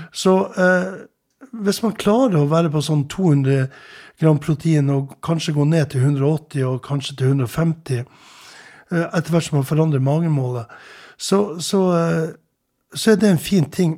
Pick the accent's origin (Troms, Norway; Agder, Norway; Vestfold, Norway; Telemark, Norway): Troms, Norway; Tromsø; jeg vokste opp i Tromsø